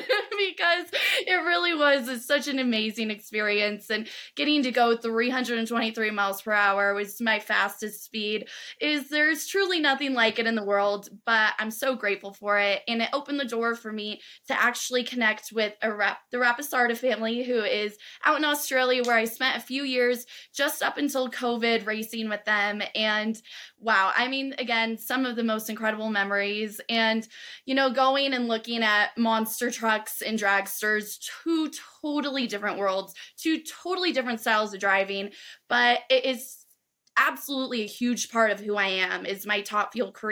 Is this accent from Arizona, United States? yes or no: no; Southern California, United States; where I grew up in Southern California